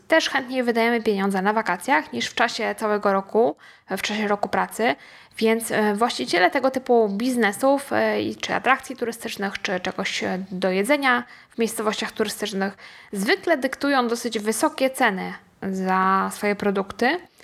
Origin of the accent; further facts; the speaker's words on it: Poland; powiedzieliśmy, że z Polski